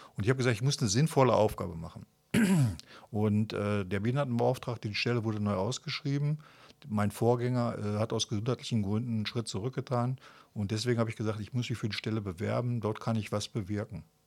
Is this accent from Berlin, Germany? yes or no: no; Kamp-Lintfort, North Rhine-Westphalia, Germany; ich bin äh, 1961 hier in Kap-Lindfort geboren, habe 1978 meine mittlere Reife gemacht